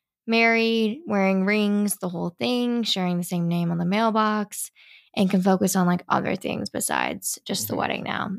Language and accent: English; Italy; also born or lived in California, United States / Washington DC, United States; I grew up in Italy and in California and in DC.